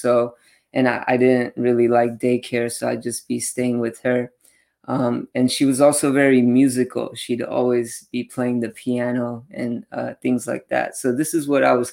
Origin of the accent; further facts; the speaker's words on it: Los Angeles, California, United States; I'm actually born and raised in LA, Orange County, my whole life